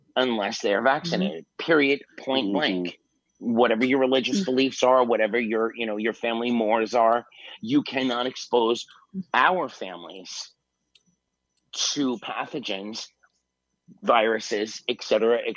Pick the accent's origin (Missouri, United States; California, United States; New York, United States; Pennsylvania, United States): New York, United States; New York City; My hometown, you know, New York City